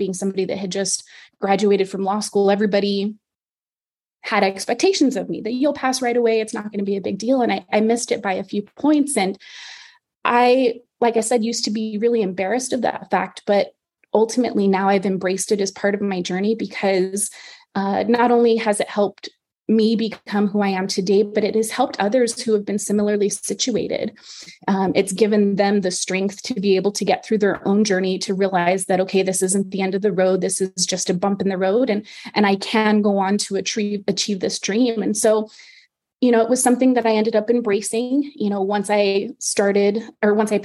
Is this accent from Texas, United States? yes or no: yes; El Paso, Texas, United States; I'm originally from Texas. I was born and raised in El Paso